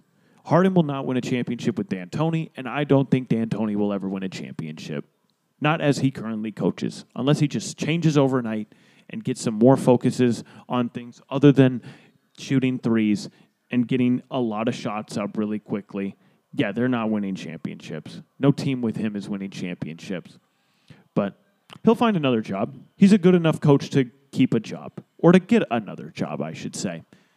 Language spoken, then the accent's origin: English; Florida, United States; The team of Florida, my home state where I currently reside.